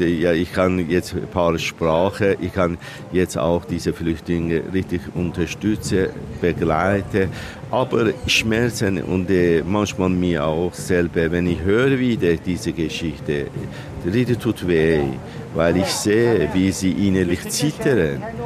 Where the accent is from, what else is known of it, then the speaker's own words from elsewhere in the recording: Iran; German is a second language; moved away as an adult; now in Switzerland; als Iraner, ja, dass ich das, ja, Heimat verloren und wo ich bin geboren